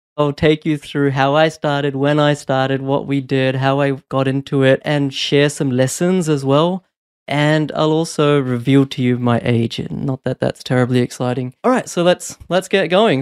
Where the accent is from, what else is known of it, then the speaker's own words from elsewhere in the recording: New Zealand; also born or lived in India / Brisbane, Australia; now in Australia; although I was born in India, I actually moved to New Zealand when I was four and then moved to Brisbane in two thousand six.